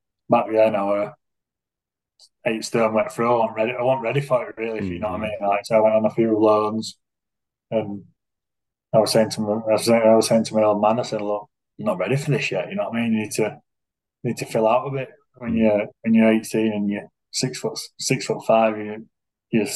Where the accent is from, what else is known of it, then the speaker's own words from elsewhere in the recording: Huddersfield, Yorkshire and the Humber, United Kingdom; I'm from Huddersfield as well